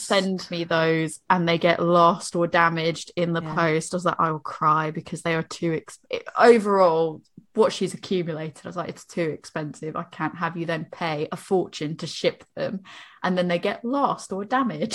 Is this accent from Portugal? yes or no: no; Boston, Massachusetts, United States; moved away; I'm from Boston